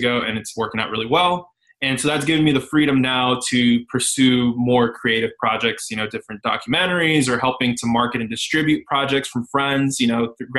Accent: San Antonio, Texas, United States; now in Dallas, United States; I'm from San Antonio, just Texas. I'm currently based out of Dallas.

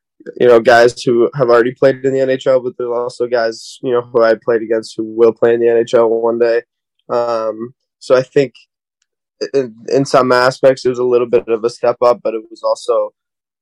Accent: Boston, Massachusetts, United States; Growing up in Boston

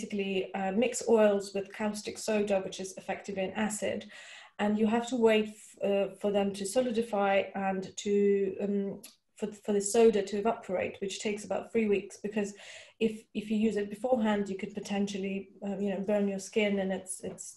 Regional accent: Russia; moved away; I grew up in Russia

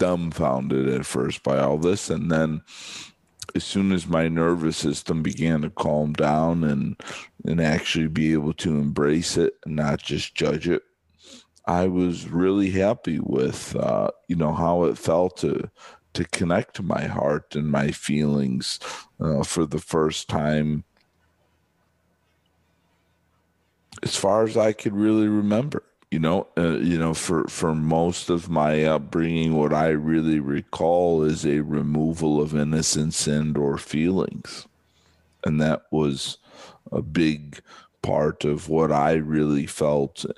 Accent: just outside of Chicago, Illinois, United States; moved away as an adult; now in Southern California, United States; most of my life, I grew up just outside of Chicago

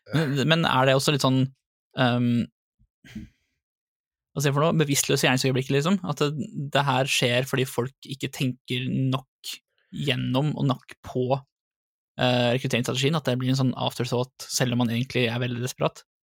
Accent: Drammen, Buskerud, Norway; accent: Drammen dialect; also born or lived in Lier; Min utprega drammensdialekt

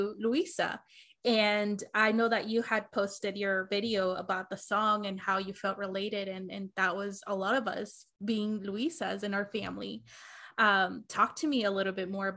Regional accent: Arizona, United States; I grew up in Arizona, and then I lived in the projects for the majority of like my high school years

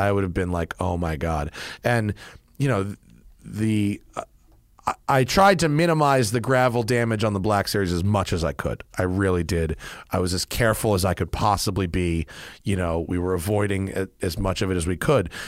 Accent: United States; as an American

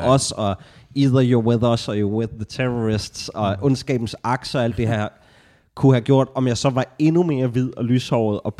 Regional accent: Nakskov, Zealand, Denmark; jeg er jo en øh, nakskort selv.

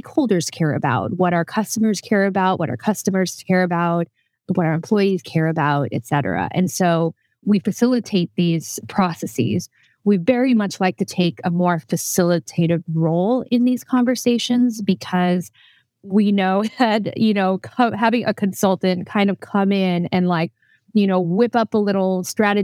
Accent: United States; moved away as an adult; now in Netherlands; I usually am based in the Netherlands. I'm American by background, but I moved to the Netherlands about 6 years ago

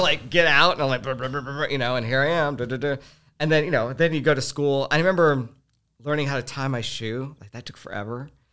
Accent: Houston, Texas, United States; growing up in Houston was, uh, uh, it was an ex, it, it was a crazy experience

